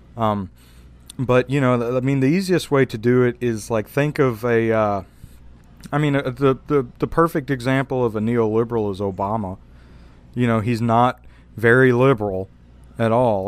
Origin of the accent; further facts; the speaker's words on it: Louisiana, United States; I'm from Louisiana